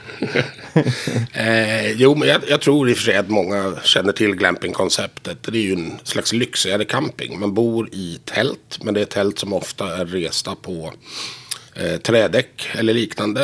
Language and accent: Swedish; Stockholm, Stockholm County, Sweden; moved away as an adult; now in Visby, Sweden; jag är tillverkad och döpt i Visby men jag är född här i Stockholm